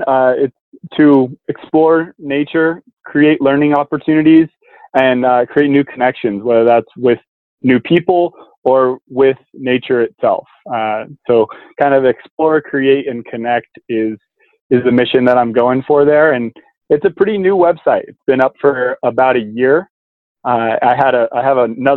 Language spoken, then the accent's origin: English; Truckee, California, United States; also born or lived in San Diego, California; I'm from the mountains in Truckee, California. So I grew up backpacking in the Sierra Nevadas